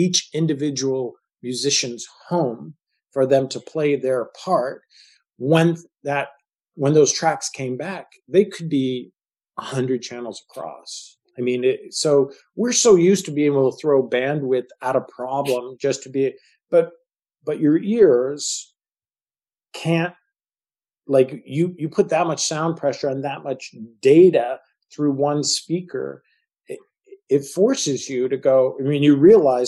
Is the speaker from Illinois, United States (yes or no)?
no; Marin County, California, United States; the Tamil Pious Theater, which is a theater that we grew up with in Marin County